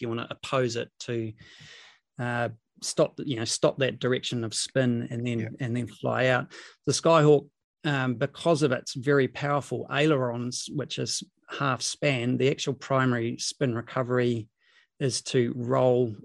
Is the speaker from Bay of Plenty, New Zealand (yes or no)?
yes; Rotorua, Bay of Plenty, New Zealand; I grew up in Rotorua.